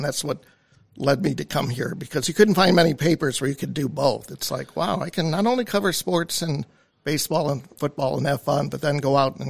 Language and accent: English; Chicago, Illinois, United States; moved away as an adult; now in Erie, United States; I grew up in the Chicago area.